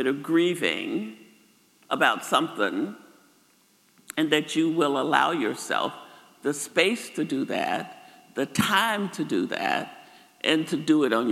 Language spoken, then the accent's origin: English; Arkansas, United States; moved away; I grew up in Arkansas, just across the river in Moro, Mariana, Far City, that area.